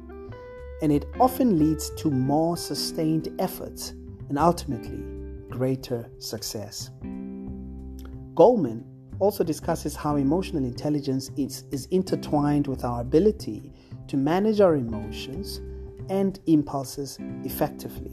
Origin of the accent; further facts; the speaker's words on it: South Africa; South Africa, my home country